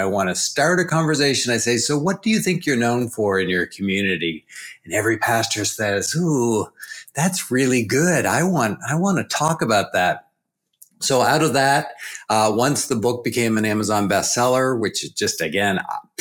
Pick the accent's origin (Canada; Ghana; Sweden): Canada; New Brunswick; I'm from East Coast Canada, so way down east. If you go all the way 10 hours north of Boston and then hook a right and go east, that's New Brunswick, Canada, and that's where I'm from.